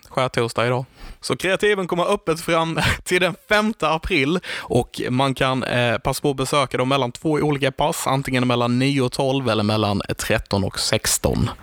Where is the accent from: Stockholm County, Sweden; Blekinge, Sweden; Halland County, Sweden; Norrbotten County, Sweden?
Blekinge, Sweden; Karlshamn; vi är från Karlshamn